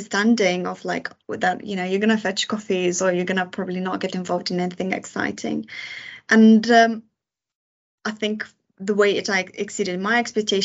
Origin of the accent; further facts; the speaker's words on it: Lithuania; moved away as an adult; now in United Kingdom; I moved to UK from Lithuania when I was 18